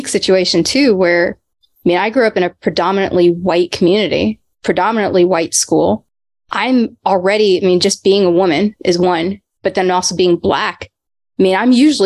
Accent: Texas, United States; also born or lived in Paterson, New Jersey / New York / Sewickley, Pennsylvania; I grew up in Texas. It's where most of my childhood

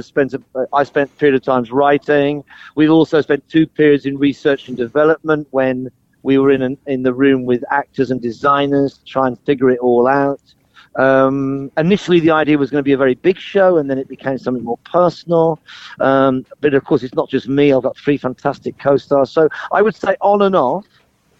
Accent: Birmingham, West Midlands, United Kingdom; now in London, United Kingdom; I'm very proud of coming from Birmingham and being a Brummie, and even though I live in London now, you know, these are my roots and where I'm from

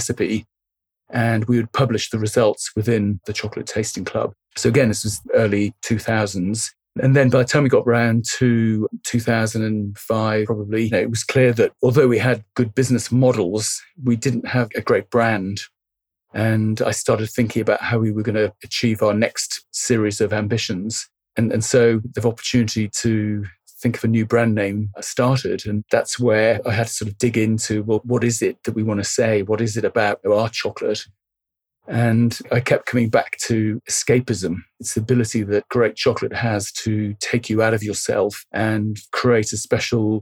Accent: Barbados; moved away; also born or lived in France; the time that I grew up living in Barbados

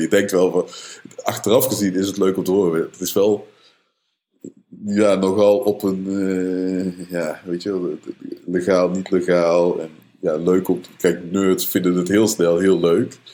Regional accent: Netherlands; Als Nederlanders

